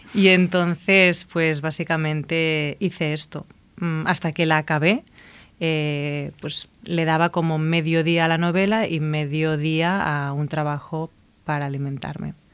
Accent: Igualada, Catalonia, Spain; moved away as an adult; also born or lived in Barcelona / New York; now in Madrid, Spain; yo soy de Igualada

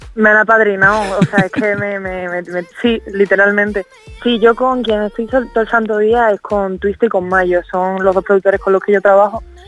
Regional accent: Cádiz, Andalusia, Spain; yo soy de Cádiz

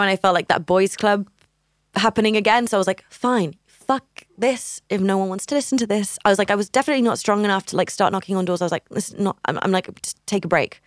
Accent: Barcelona, Catalonia, Spain; also born or lived in United Kingdom; now in Barcelona, Spain; my hometown

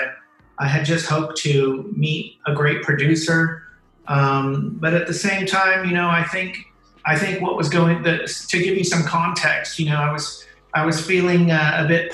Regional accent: Oakland, California, United States; I am 100% Mexican, but I was born in Oakland, California

